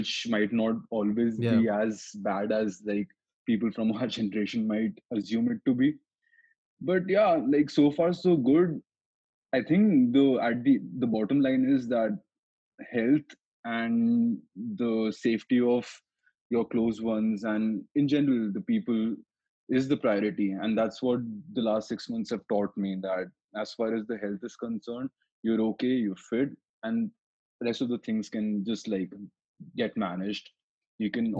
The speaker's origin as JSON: {"language": "English", "region": "Delhi", "country": "India", "also_born_or_lived": "Bhopal / London", "moved": "as an adult", "said": "7 years since I left Delhi"}